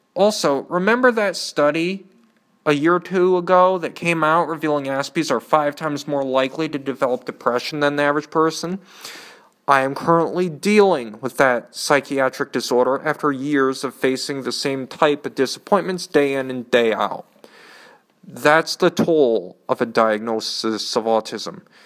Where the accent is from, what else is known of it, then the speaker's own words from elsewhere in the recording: Canton, Michigan, United States; also born or lived in Nashville, Tennessee / Ann Arbor, Michigan; After a year, Dad picked up our stuff and settled in a suburb of Ann Arbor called Canton. I have lived there most of my life